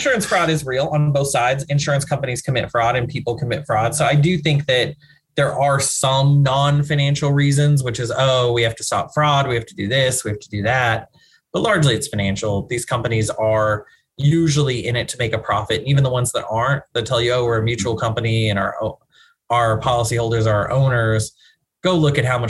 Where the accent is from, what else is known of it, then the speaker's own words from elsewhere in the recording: East Texas, United States; also born or lived in Dallas; I'm from East Texas originally and then Dallas